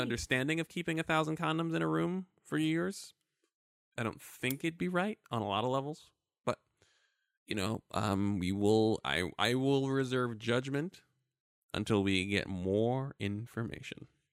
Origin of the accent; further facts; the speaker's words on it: New York, United States; I am an, a black American male. I am thirty-four years old. I was born in New York, Brooklyn, New York.